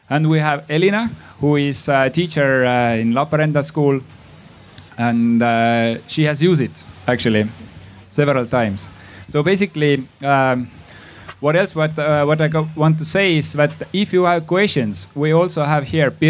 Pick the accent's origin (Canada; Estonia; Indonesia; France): Estonia; Tartu, Tartu County; English is a second language; Uh, I come from Tartu.